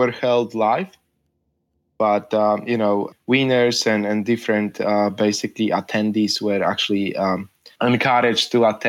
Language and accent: English; Poland; when I was born in Poland, Poland was still a communist country. I don't really remember communism, but you know, I effectively grew up in post-communist Poland, so things were limited.